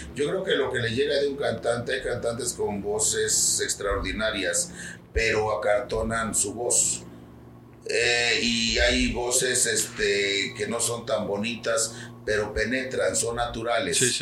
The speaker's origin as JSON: {"language": "Spanish", "town": "Xalapa", "region": "Veracruz", "country": "Mexico", "said": "yo soy de Jalapa"}